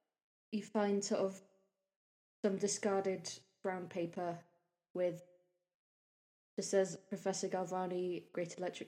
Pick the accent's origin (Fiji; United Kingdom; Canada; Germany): United Kingdom; We're British